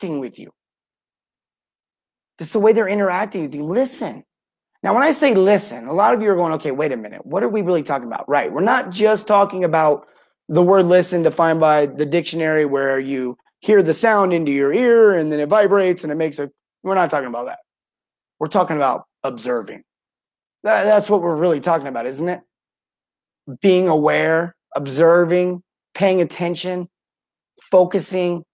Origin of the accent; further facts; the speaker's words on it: St. George, Utah, United States; my hometown, St. George, Utah.